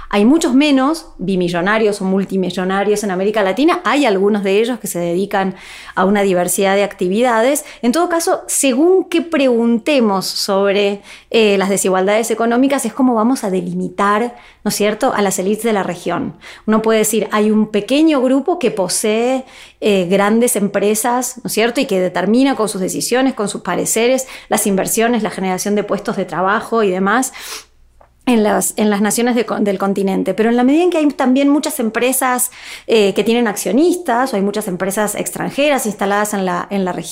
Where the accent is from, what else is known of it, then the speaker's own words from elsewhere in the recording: Argentina; soy argentina